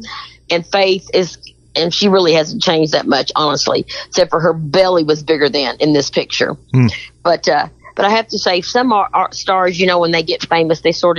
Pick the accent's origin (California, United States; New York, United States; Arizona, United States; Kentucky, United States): Kentucky, United States; I'm from Kentucky, honey.